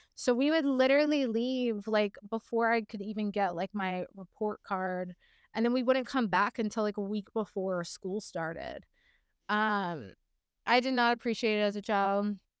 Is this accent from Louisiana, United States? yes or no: yes; Morgan City, Louisiana, United States; I grew up in a really small town about, um, I don't know, forty-five miles south, uh, west of New Orleans in a very bayou country, um, Morgan City is what it's called